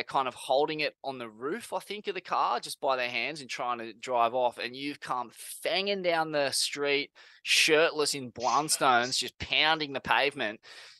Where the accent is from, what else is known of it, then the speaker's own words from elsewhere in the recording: Sydney, New South Wales, Australia; I guess, the age I grew up in Bondi. It was, you know, we were itinerant renters, you know, mums from Forbes, didn't know anything about surfing.